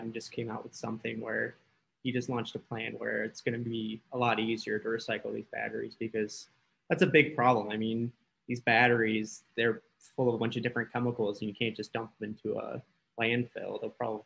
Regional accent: Detroit, Michigan, United States; we're all from the Detroit area

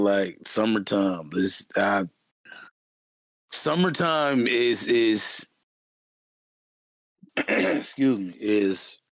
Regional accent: the South, United States; I'm from the South, yo. Like, this is offensive.

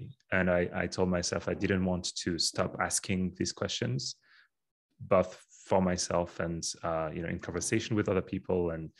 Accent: Paris, Île-de-France, France; English is a second language; moved away as an adult; also born or lived in United Kingdom; Previously, I did my PhD in the UK at the University of Oxford, and I'm originally from France, from Paris, where I initially studied before my PhD.

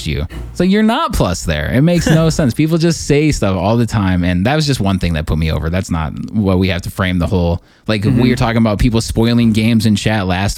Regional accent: United States; I'm an American

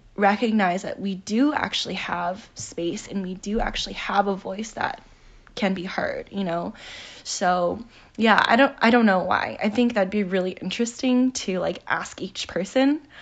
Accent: United States; we, as Asian American people

